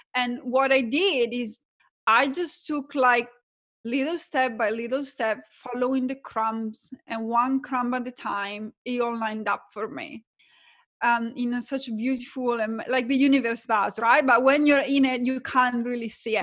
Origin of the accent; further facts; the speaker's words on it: Italy; accent: Italian; English is a second language; moved away as an adult; now in Australia; my background is that I'm Italian, you can probably tell from my accent. Moved from, um, Italy to Australia as an accountant